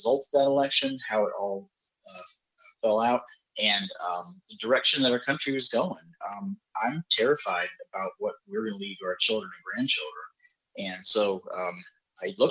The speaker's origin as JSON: {"language": "English", "town": "Spartanburg", "region": "South Carolina", "country": "United States", "said": "I'm from Spartanburg"}